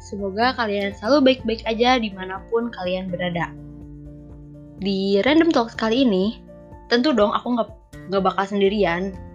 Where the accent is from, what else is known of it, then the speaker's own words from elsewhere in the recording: Bandung, West Java, Indonesia; also born or lived in Tasikmalaya; aku lahir di Tasik tapi berhubungan uh, keluarga aku di Bandung karena kerjanya di Bandung jadi ya udah aku ikut ke Bandung gitu guys dan sekarang aku di Bandung